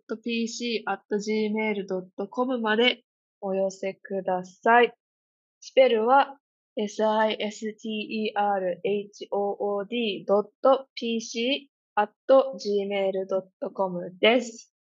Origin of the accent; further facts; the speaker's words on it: Kansai, Japan; moved away; 私関西から来てるんで